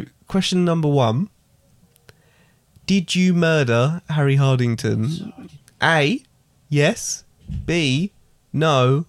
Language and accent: English; East of England, United Kingdom; And also, I'm from the southeast. I'm from Essex.